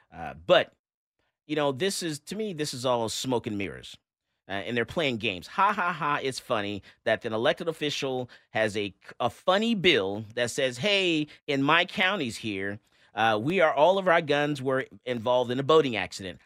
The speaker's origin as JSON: {"language": "English", "town": "Fort Lauderdale", "region": "Florida", "country": "United States", "tie": "born or raised there", "moved": "yes", "lives_now": "Texas, United States", "said": "That's my home state where I was born, Fort Lauderdale, Florida"}